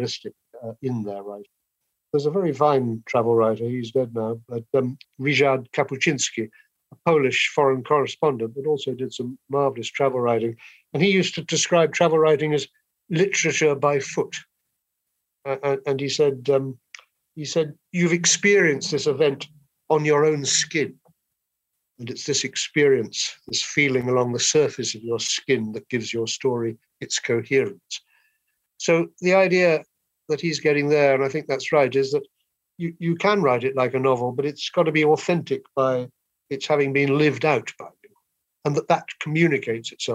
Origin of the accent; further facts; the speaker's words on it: England, United Kingdom; I'm an Englishman